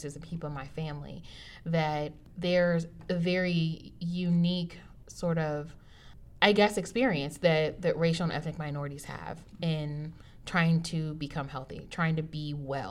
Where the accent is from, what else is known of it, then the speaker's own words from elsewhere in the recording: United States; I'm African American, and my ancestors did not choose to come here